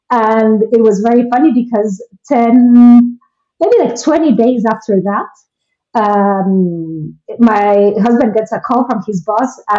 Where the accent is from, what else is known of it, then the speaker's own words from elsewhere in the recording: Guatemala; moved away; i am originally from guatemala and uh, I've lived in six different countries, and I currently live in Ireland.